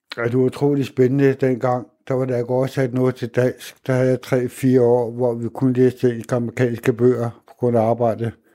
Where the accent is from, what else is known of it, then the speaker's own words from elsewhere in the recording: Hvidovre, Capital Region of Denmark, Denmark; moved away as an adult; now in Vildbjerg, Denmark; Jeg kommer ud fra Vøre i Hvidovre, og det er en ghetto